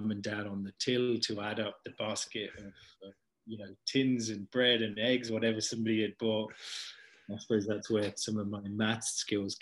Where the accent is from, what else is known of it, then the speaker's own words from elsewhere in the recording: Leicester, East Midlands, United Kingdom; moved away as an adult; now in Canada; I was born in Leicester in 1974.